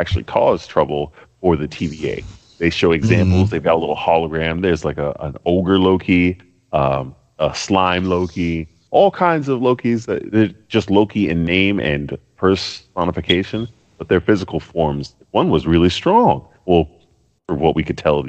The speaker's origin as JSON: {"language": "English", "country": "United States", "said": "I'm American"}